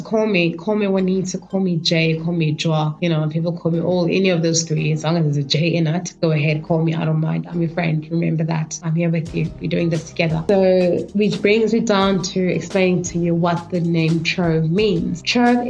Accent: Kimberley, Northern Cape, South Africa; moved away as an adult; also born or lived in Johannesburg; I come from a small town called Kimberley, and I grew up in Kimberley.

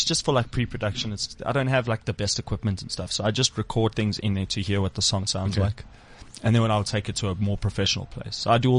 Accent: Springs, Gauteng, South Africa

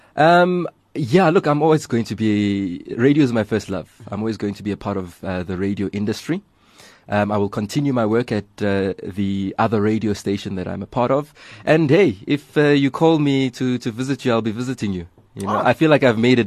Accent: South Africa; as South African youth

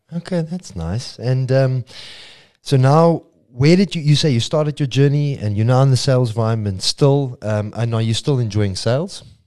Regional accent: South Africa; fellow South African

